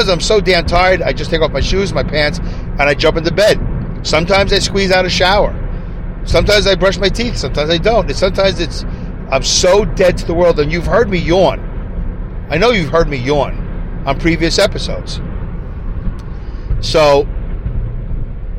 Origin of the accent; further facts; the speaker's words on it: New York City, New York, United States; accent: Brooklyn; now in Saugerties, United States; my Brooklyn accent